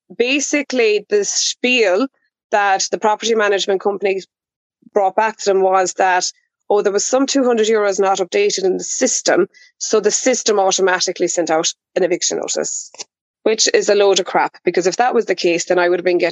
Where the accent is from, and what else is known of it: County Kerry, Ireland; born or raised there